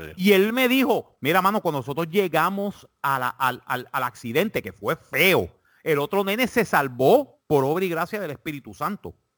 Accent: Puerto Rico; now in South Carolina, United States; yo soy puertorriqueño

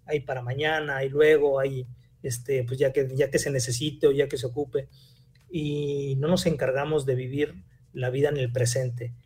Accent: Mexico; como buenos mexicanos

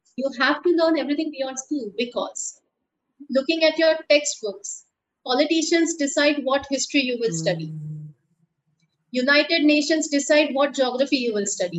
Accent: India; as an Indian

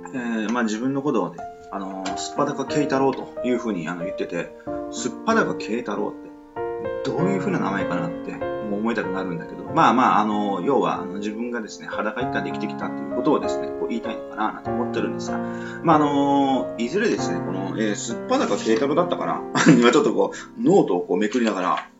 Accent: Nichinan, Miyazaki, Japan; 宮崎県の県南地域の小さなところのね、まあ、帯というところのですね、えー、出身なんですけど

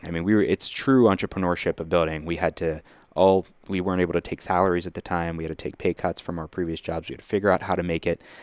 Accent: Lawrenceville, United States; We grew up down here in Lawrenceville

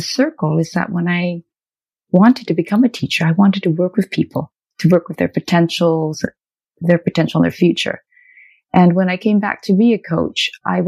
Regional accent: Canada; I'm Canadian of Chinese ancestry

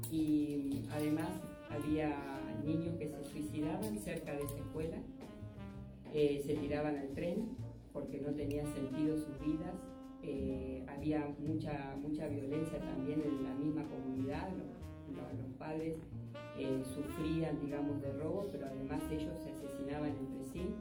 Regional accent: Argentina; nosotros somos de Argentina

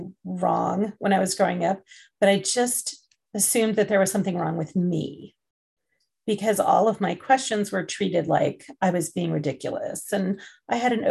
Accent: United States; also born or lived in England; as an adoptee who is adopted transnationally, I grew up in the United States

